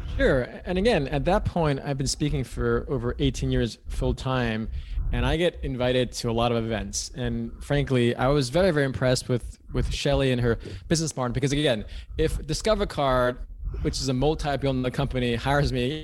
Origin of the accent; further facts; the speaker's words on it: New York City, New York, United States; moved away as an adult; now in California, United States; I am from New York City originally